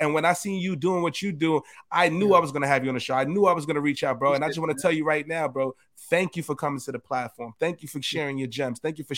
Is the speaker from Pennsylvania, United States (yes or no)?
no; New York City, New York, United States; So for me, coming from the Bronx, that shit mean a lot to me, bro.